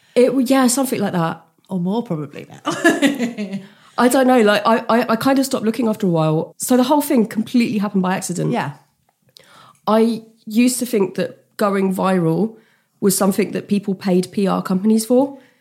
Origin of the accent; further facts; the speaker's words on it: United Kingdom; a British person. We don't really like discussing money and we're, we're not a big tipping culture